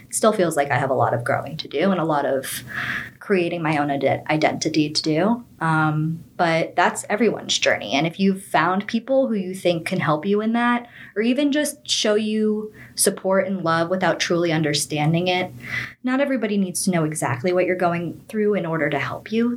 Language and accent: English; Boca Raton, Florida, United States; moved away as an adult; also born or lived in Miami; now in Melbourne, United States; I grew up in Boca Raton, Florida